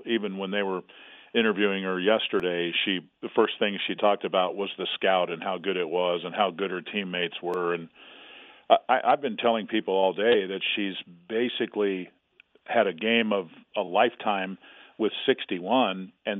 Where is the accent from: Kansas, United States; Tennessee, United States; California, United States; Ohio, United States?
Kansas, United States; moved away; also born or lived in Colorado; I'm a Kansas kid, of course. Sure. I mean, I grew up about 50 miles from the Manhattan campus. But, I came here from Colorado.